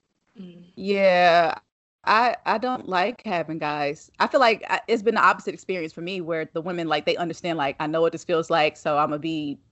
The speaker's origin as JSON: {"language": "English", "town": "Chapel Hill", "region": "North Carolina", "country": "United States", "tie": "born or raised there", "said": "I'm from North Carolina. I was born in Chapel Hill."}